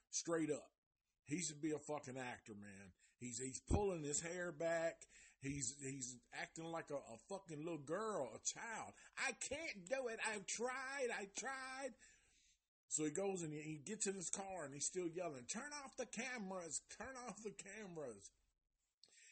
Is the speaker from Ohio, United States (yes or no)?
no; Nashville, Tennessee, United States; I'm from Nashville